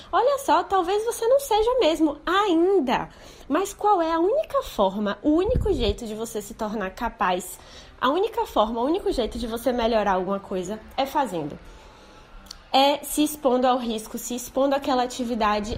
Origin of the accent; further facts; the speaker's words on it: Salvador, Bahia, Brazil; Eu sou de Salvador